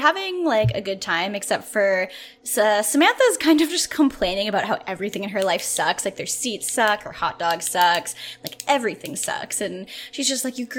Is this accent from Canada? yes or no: yes; Canada; I'm Canadian